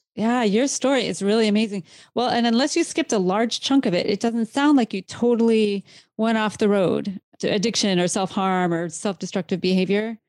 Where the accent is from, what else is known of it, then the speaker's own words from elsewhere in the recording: Iowa, United States; I grew up in Iowa